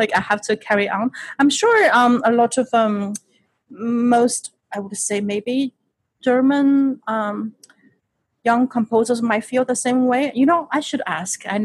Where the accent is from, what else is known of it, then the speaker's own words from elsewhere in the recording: Shanghai, China; moved away as an adult; now in United States; I am born and raised in Shanghai, China, and I moved to the United States not until when I was 20.